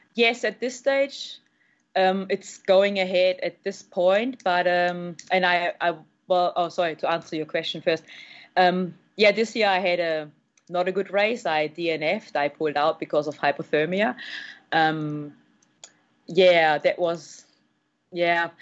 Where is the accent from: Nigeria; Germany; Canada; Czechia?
Germany; now in New Zealand; I'm from Germany, and all I did back in the days was speed skating and you know triathlon